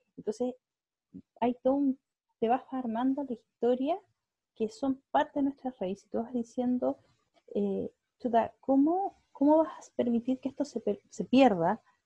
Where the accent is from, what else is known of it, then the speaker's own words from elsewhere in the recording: Puerto Varas, Los Lagos, Chile; moved away as an adult; also born or lived in Santiago, Chile; crecí en el sur, crecí en Puerto Varas